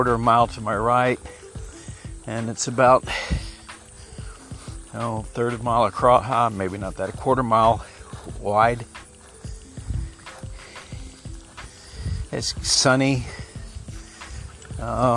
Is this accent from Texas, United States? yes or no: yes; Texas, United States; I am a Texan